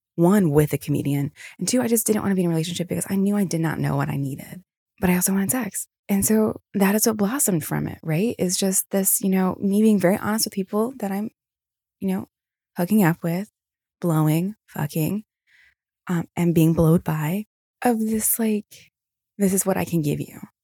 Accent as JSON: {"language": "English", "region": "Virginia", "country": "United States", "also_born_or_lived": "Newport News, Virginia", "said": "I'm from Virginia. I used to live in Newport News"}